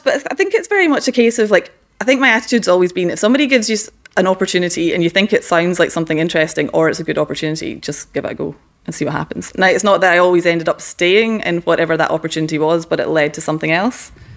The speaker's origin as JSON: {"language": "English", "region": "west coast of Scotland", "country": "United Kingdom", "tie": "born or raised there", "moved": "yes", "said": "I grew up in a small town in the west coast of Scotland"}